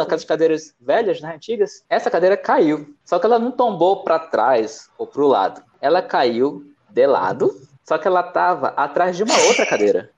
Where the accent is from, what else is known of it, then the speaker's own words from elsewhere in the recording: Manaus, Amazonas, Brazil; moved away as an adult; also born or lived in São Paulo; Manaus, que é onde eu cresci